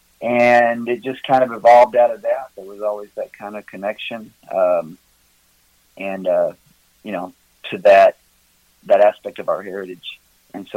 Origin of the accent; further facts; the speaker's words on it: near Memphis, West Tennessee, United States; now in Gatlinburg, United States; Originally, I'm from West Tennessee, down by Memphis